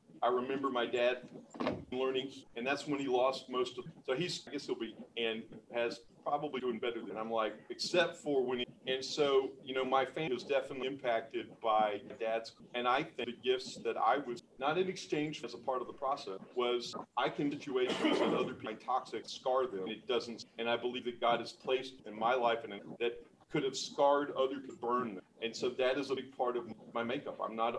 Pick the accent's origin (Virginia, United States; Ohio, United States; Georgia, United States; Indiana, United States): Georgia, United States; Cuthbert; also born or lived in Cairo, Georgia; and then my dad took me to Cuthbert.